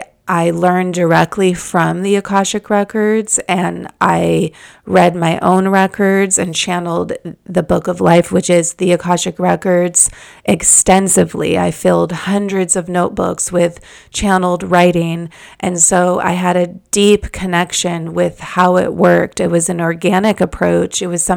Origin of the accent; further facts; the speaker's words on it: Malibu, California, United States; I live in the neighborhood that I grew up in Malibu, and there's just beautiful trees surrounding the streets